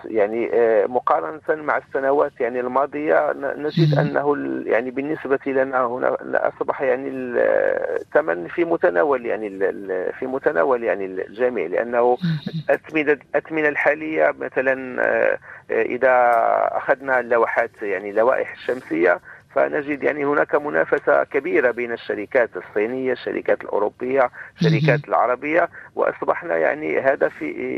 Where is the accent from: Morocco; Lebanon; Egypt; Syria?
Morocco; بلدنا المغرب